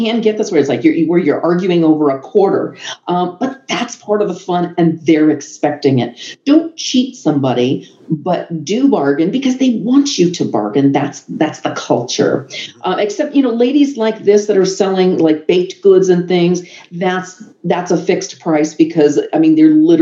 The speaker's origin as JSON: {"language": "English", "country": "United States", "said": "I was American."}